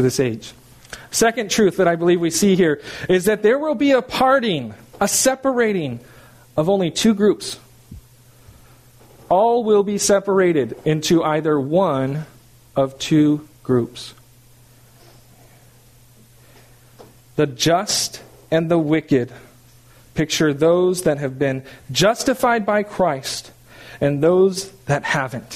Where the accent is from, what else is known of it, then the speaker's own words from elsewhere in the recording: California, United States; moved away; I'm from California